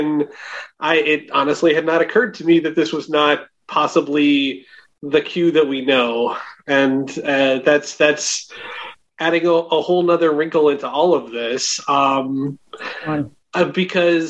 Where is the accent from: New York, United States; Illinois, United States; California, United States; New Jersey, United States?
Illinois, United States; Schaumburg; I'm from Schaumburg